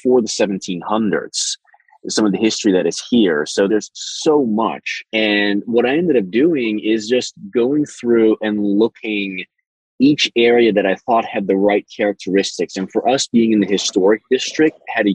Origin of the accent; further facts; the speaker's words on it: the Rockies, Rocky Mountains, United States; now in Gulf Coast, United States; I grew up in the Rockies, so for me, that's like I miss my mountains